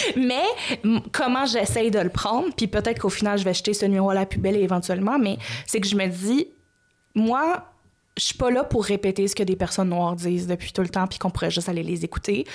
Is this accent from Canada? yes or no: yes; Gatineau, Quebec, Canada; je viens de Gatineau